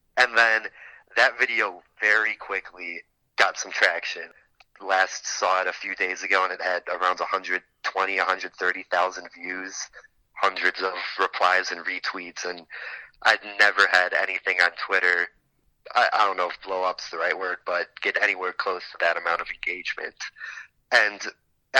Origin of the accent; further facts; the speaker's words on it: Glenview, Illinois, United States; moved away as an adult; now in Athens, United States; I grew up in Illinois, Glenview, Illinois, a suburb of Chicago